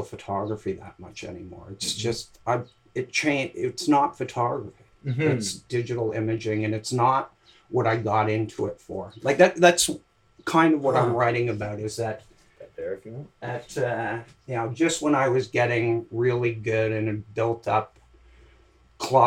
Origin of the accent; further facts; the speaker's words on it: Montreal, Quebec, Canada; I grew up in Montreal